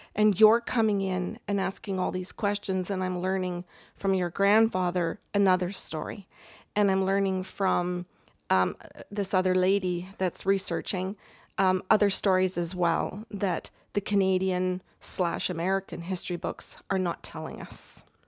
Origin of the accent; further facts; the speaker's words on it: England, United Kingdom; I'm, I'm English